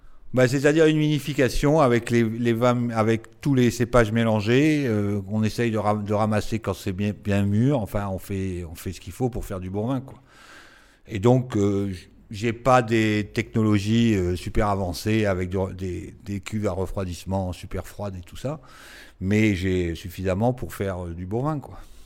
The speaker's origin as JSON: {"language": "French", "town": "Nice", "region": "Provence-Alpes-Côte d'Azur", "country": "France", "said": "Je suis niçois"}